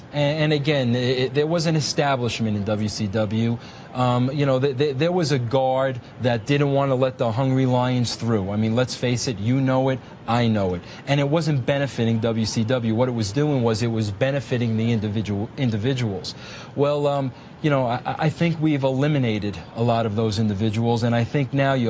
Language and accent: English; New York, United States; You know, coming from Long Island, you know I'm a New Yorker.